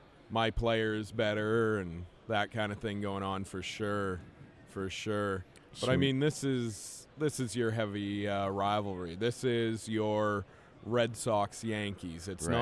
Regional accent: Edmonton, Alberta, Canada; Even though I'm from Edmonton

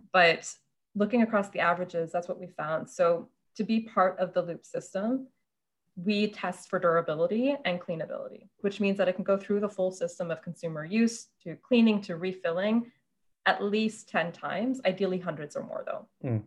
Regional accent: Canada; also born or lived in Germany; now in Toronto, Canada; growing up in Canada

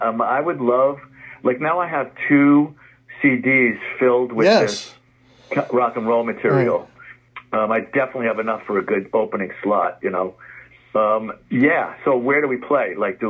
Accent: New York, United States; Like I said, I grew up in the Bronx. Our kitchen window overlooked the stadium. We were at the top of the hill.

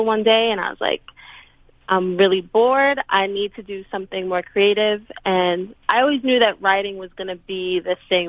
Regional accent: New York City, New York, United States; I'm from Brooklyn

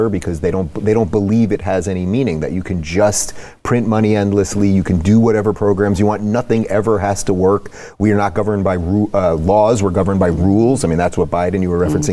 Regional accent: New York, United States; now in California, United States; I grew up in New York and I live in California

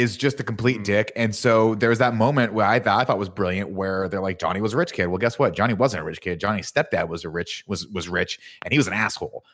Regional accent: Riverside, California, United States; my original karate, karate shop, shop, was next yeah. to the Leslie Pool Supply in oh. Riverside, California

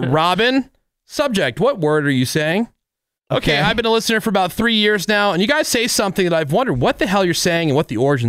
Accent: New Jersey, United States; I'm from New Jersey, and I work in healthcare. Duh, I'm Filipino.

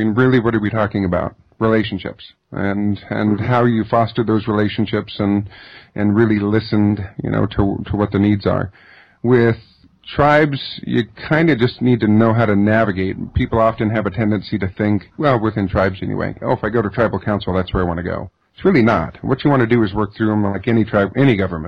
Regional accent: Southern Oregon, California, United States; I grew up on an Indian reservation in Northern California, Southern Oregon

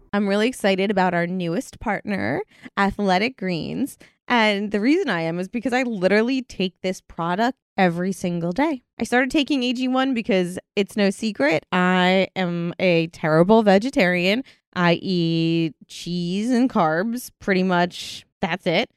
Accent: United Kingdom; I'm from Britain.

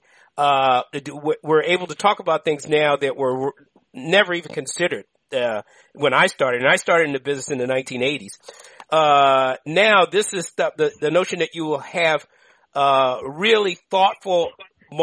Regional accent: Washington, District of Columbia, United States; That's my hometown, by the way. I'm from D.C., you know, Eastern High School, Howard U

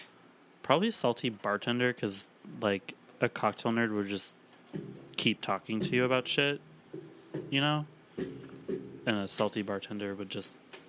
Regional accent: East Coast, United States; I'm from the East Coast. It's so hard to be like, West Coast or die, you know, because I'm like not from here.

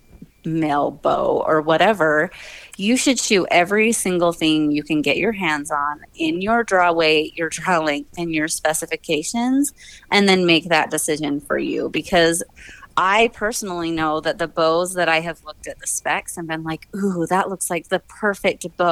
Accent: Southeast Idaho, United States; I grew up in Southeast Idaho

